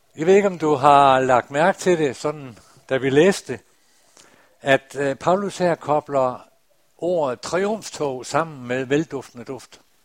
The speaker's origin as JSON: {"language": "Danish", "area": "North Jutland, Dronninglund", "region": "North Denmark Region", "country": "Denmark", "tie": "born or raised there", "said": "op i Nordjylland i Drønlund Missionshus, der for mange, mange år siden, da jeg var en dreng"}